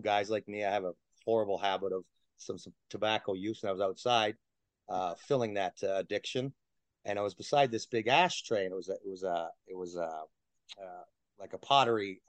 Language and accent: English; Toronto, Ontario, Canada; also born or lived in Oshawa / Scarborough; I grew up in Toronto